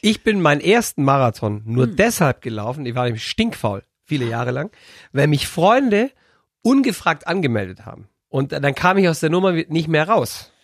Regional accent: Bavaria, Germany; wir in Bayern

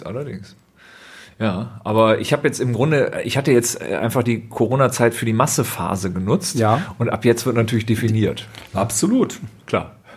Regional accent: Düsseldorf, North Rhine-Westphalia, Germany; ich bin ja gebürtiger Düsseldorfer

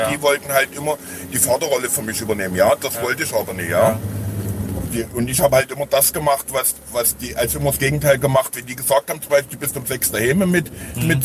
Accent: Radeberg, Saxony, Germany; Ja, das, ich bin halt im Heim groß geworden.

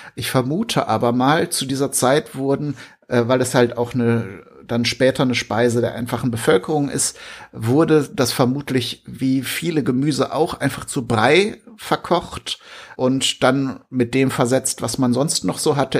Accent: Germany; bei uns in Deutschland

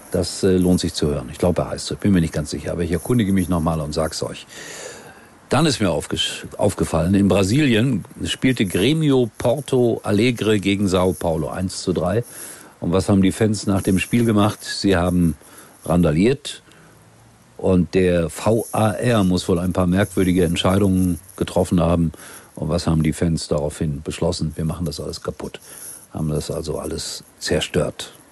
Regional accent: Duisburg, North Rhine-Westphalia, Germany; Ich komme aus Duisburg.

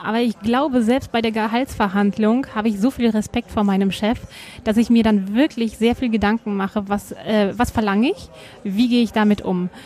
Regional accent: Germany; now in Tyrol, Austria; als Deutsche in eine Tiroler Skilehrerausbildung zu haben

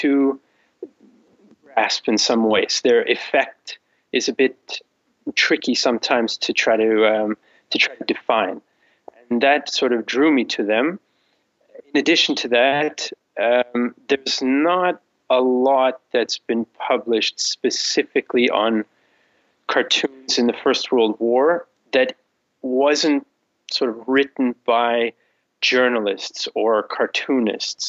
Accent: Canada; moved away as an adult; now in Vienna, Austria; I'm based in Vienna, in Austria, but I'm originally from Canada

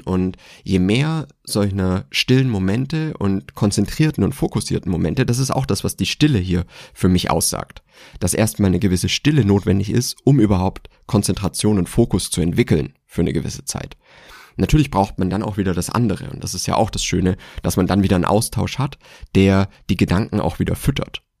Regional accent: Swabia, Germany; ich bin gebürtiger Schwabe

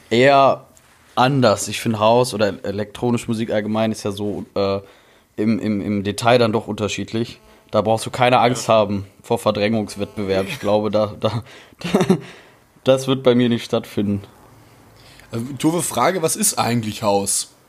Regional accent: Dortmund, North Rhine-Westphalia, Germany; now in Cologne, Germany; ja, wir haben Aldi Nord {S2} bei uns, wo ich herkomme. Und hier in Köln ist ja Aldi Süd.

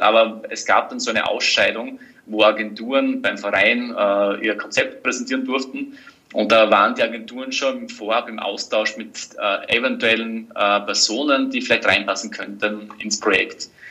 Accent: Styria, Austria; als Steirer

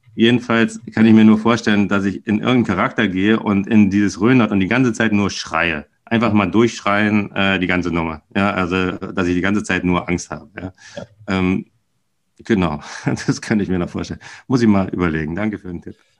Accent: Berlin, Germany; also born or lived in Weilheim in Oberbayern; ich bin ja Berliner, also damals Westberliner und dann bin ich in den Osten gezogen, als dann die, die Mauer fiel

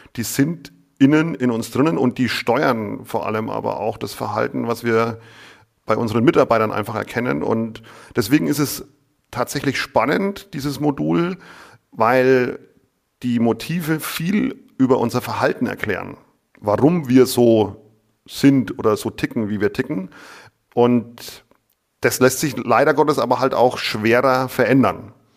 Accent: Lower Franconia, Bavaria, Germany; ich bin Unterfranke und für viele ist es einfach Bayern

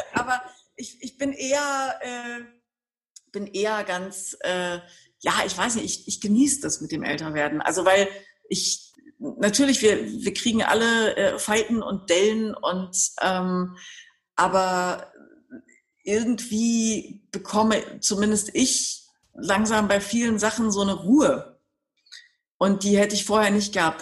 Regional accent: Berlin, Germany; weil es meine Heimatstadt ist

